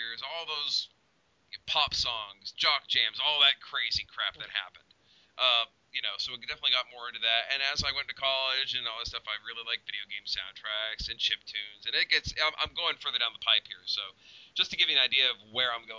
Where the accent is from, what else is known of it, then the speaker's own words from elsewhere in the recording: Oklahoma, United States; we're from Oklahoma.